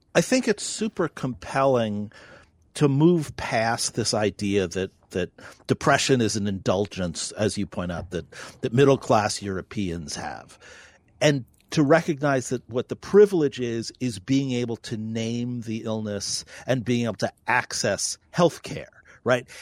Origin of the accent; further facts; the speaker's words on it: New York, United States; now in North Dakota, United States; I'm a New Yorker.